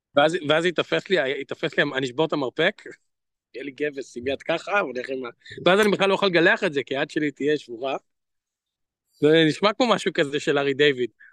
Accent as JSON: {"language": "Hebrew", "country": "Israel", "moved": "yes", "said": "אני פרסמתי רק איך לדבר לישראלי בתור ישראלי"}